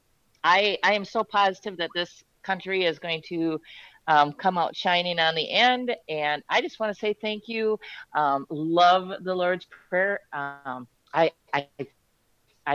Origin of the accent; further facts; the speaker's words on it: Minnesota, United States; I'm from Minnesota